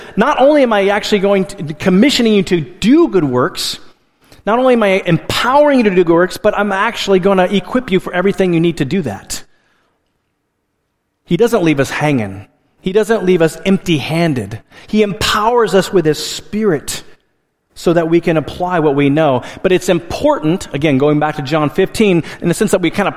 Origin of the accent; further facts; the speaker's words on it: Alaska, United States; moved away; I grew up in Alaska, and in Alaska, our primary source of heat was a wood stove